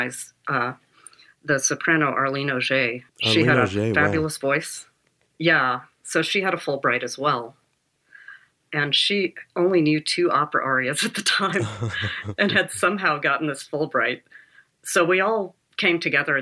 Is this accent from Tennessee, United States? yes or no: no; Chapel Hill, North Carolina, United States; also born or lived in Vienna, Austria; I'm from the South. I'm from North Carolina